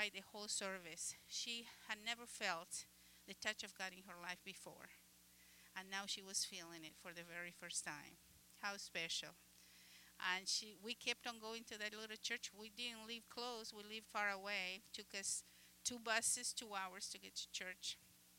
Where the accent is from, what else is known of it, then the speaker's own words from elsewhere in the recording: Uruguay; English is a second language; moved away; I am from the country of Uruguay. You probably noticed my accent.